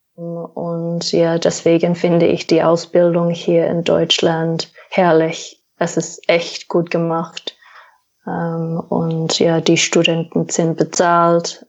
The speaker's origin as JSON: {"language": "German", "country": "Australia", "also_born_or_lived": "New Zealand", "second_language": "German", "moved": "as an adult", "lives_now": "Germany", "said": "ich komme aus Australien"}